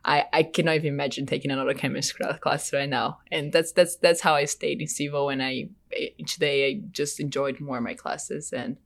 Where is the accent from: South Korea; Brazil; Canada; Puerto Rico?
Brazil; Salvador, Bahia; now in United States; I'm from Brazil, like in the northeast area in a city called Salvador. It's a pretty big city.